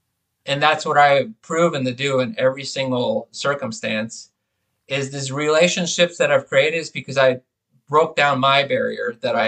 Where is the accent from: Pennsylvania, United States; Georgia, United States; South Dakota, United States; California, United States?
California, United States; Bay Area; growing up in the Bay Area of California, I mean, that's one of the most diverse places in the country.